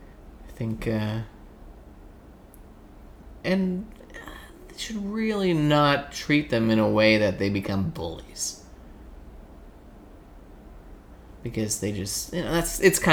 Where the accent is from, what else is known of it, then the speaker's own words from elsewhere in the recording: Canada; I'm Canadian